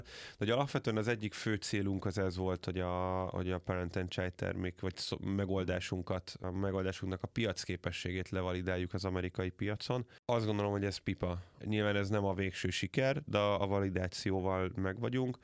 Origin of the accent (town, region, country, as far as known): Hungary